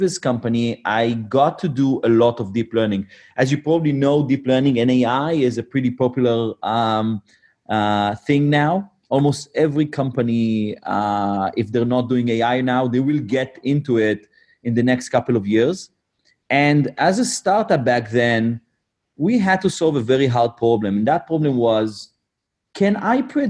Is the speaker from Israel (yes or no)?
yes; Israel; born and raised in Israel